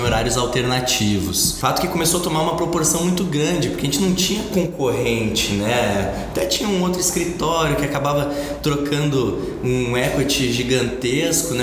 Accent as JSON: {"language": "Portuguese", "town": "Curitiba", "region": "Paraná", "country": "Brazil", "also_born_or_lived": "Porto Alegre", "said": "sou de Curitiba"}